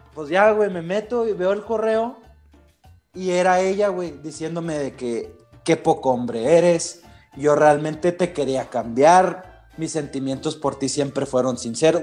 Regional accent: Mexico; yo no soy americano, o sea, yo soy mexicano

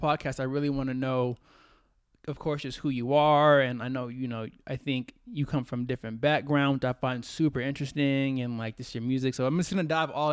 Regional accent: Texas, United States; moved away as an adult; now in Colorado, United States; I'm originally from Texas

